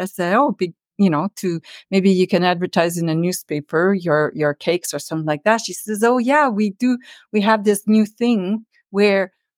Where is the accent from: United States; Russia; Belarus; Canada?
Canada; Earlton, Ontario; moved away as an adult; also born or lived in Ottawa; I'm a northern girl, so I grew up in North Ontario in a very small town. It was like a village. It was called Village, and it was all French